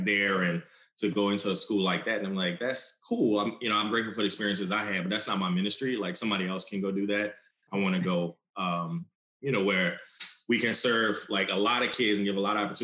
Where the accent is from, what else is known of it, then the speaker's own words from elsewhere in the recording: New Orleans, Louisiana, United States; I'm from New Orleans, so that was really special for me to come back home after college